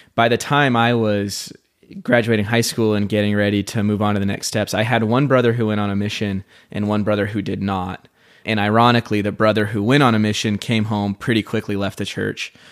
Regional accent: Sandy, Utah, United States; I grew up in Sandy, Utah, so I'm very familiar with the culture and the place

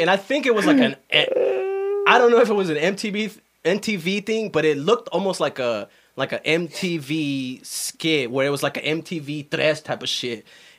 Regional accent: Michigan, United States; I'm from Michigan.

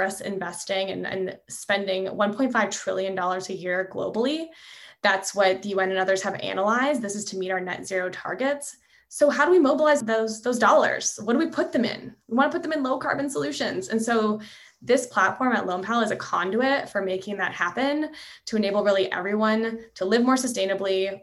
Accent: Canada; moved away as an adult; also born or lived in Montreal; now in California, United States; I'm originally from Canada, so you know, I had this desire to figure out how energy is involved with national economic policy, because that's a big thing back in Canada where I'm from

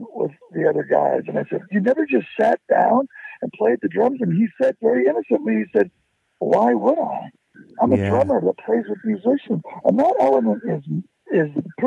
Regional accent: United States; being an American

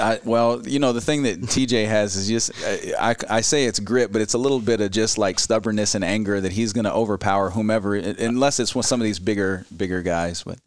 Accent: Gainesville, Florida, United States; moved away as an adult; now in Ames, United States; I grew up in Gainesville, Florida

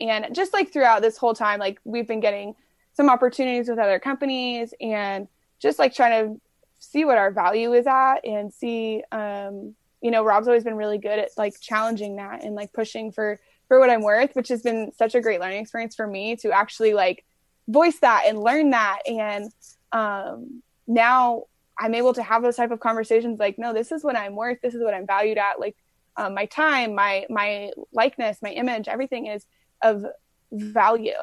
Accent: Brea, California, United States; we grew up in Southern California in Orange County, and I played in Brea

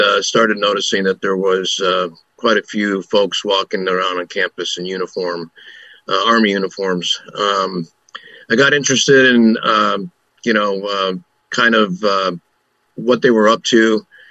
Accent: Chicago, Illinois, United States; I was born and raised in Chicago.

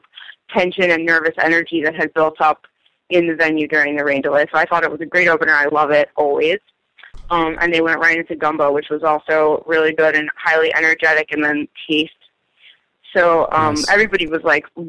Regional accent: Philadelphia, Pennsylvania, United States; I am from Philadelphia.

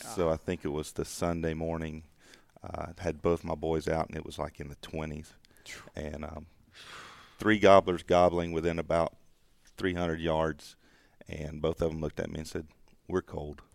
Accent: the South, United States; growing up in the South, I'm mm, part of that uh, traditional hunting club culture

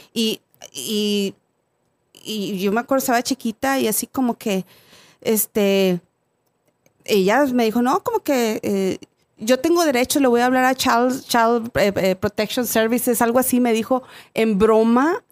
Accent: Mexico; moved away; yo soy de México

